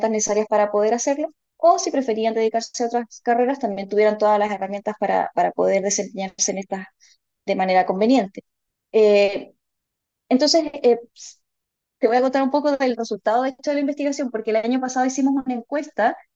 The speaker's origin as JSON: {"language": "Spanish", "town": "Melipilla", "region": "Santiago Metropolitan Region", "country": "Chile", "lives_now": "La Serena, Chile", "said": "yo en realidad yo soy de Melipilla originalmente, de la zona central de la región metropolitana."}